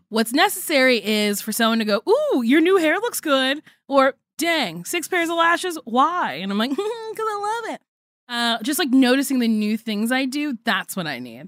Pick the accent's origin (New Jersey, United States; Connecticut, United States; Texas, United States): New Jersey, United States; I sound like the white people I grew up